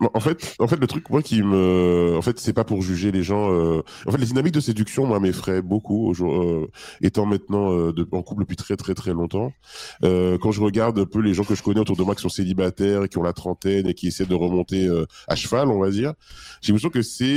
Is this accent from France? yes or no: yes; Île-de-France, France; moi, je suis d'Île-de-France, je suis à parisien.